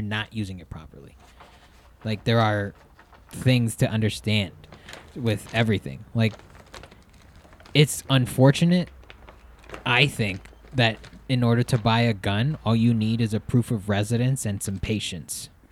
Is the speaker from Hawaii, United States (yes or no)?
yes; Hawaii, United States; growing up in Hawaii